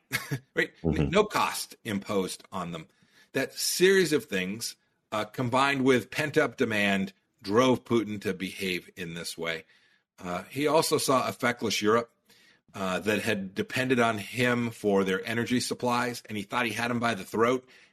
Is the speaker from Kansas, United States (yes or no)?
yes; Kansas, United States; I'm from Kansas